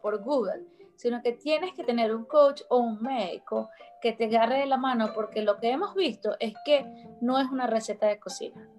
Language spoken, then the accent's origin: Spanish; Venezuela